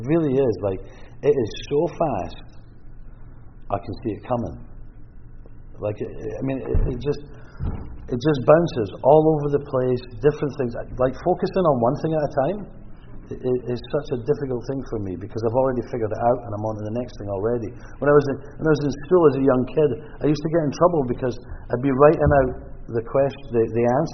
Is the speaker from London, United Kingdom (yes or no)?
no; Scotland, United Kingdom; now in British Columbia, Canada; I'm Scottish